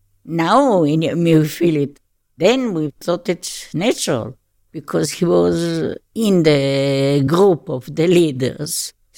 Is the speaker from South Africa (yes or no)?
no; Tel Aviv, Tel Aviv District, Israel; born there; I was born in Tel Aviv.